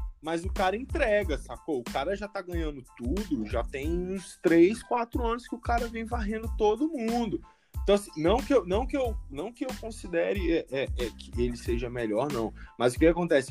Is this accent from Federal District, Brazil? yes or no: yes; Brasília, Federal District, Brazil; sou aqui de Brasília